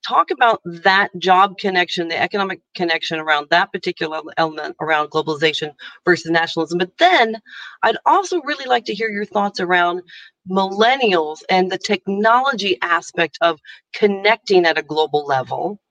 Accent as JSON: {"language": "English", "country": "United States", "moved": "as an adult", "lives_now": "Ireland", "said": "i'm american you can hear my accent"}